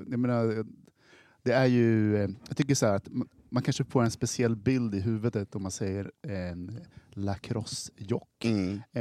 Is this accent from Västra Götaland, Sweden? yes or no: no; Västerås, Västmanland, Sweden; moved away; jag kom ju från Västerås.